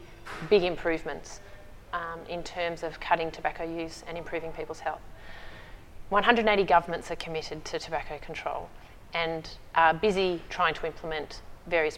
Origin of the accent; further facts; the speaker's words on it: Australia; as an Australian